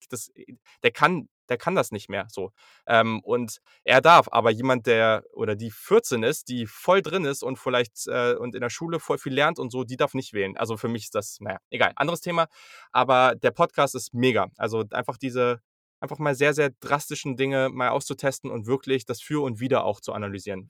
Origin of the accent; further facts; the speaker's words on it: Hanover, Lower Saxony, Germany; ich komme aus Hannover.